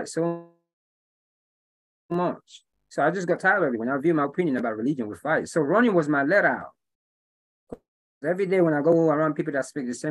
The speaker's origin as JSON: {"language": "English", "region": "England", "country": "United Kingdom", "tie": "born or raised there", "moved": "yes", "lives_now": "Atlanta, United States", "said": "I was born and raised in England, you know, and my people are from Nigeria, West Africa."}